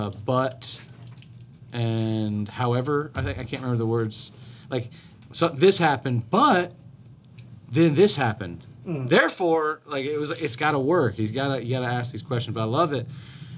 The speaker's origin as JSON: {"language": "English", "country": "United States", "said": "Well, not just because we're American, we've only been around for 200-whatever years."}